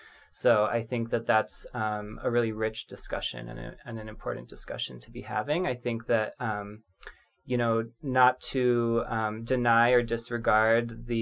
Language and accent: English; South Korea; I identify as a queer person of color. I'm from South Korea originally.